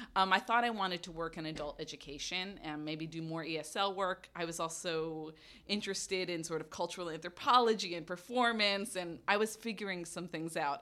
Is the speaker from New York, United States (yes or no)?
yes; New York City, New York, United States; moved away; I grew up in Brooklyn, New York.